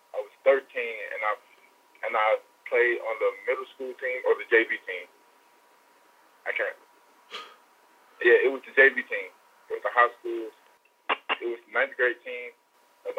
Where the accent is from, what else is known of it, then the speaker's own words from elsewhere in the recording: Atlanta, Georgia, United States; I grew up more on the east side of Atlanta, more like Kirkwood and that area over there.